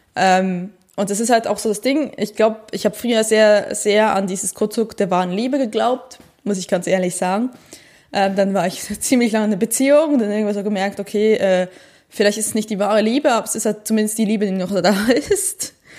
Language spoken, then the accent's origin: German; Switzerland; now in Germany; ich bin eine Schweizerin, die in Deutschland lebt